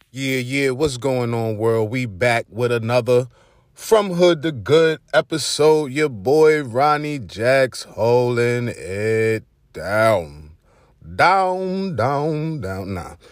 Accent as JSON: {"language": "English", "town": "New York City", "region": "New York", "country": "United States", "accent": "Brooklyn", "said": "my Brooklyn accent"}